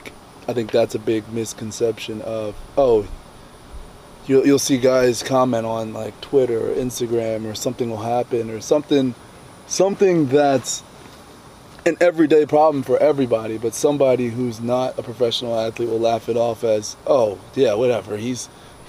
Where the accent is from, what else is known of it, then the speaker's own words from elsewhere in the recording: New Jersey, United States; we're in South Jersey, my hometown